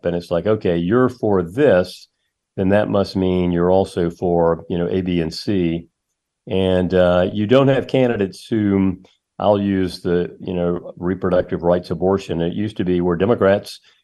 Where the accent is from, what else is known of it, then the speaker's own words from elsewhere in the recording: Charlotte, North Carolina, United States; I subscribed to the Charlotte Observer, my hometown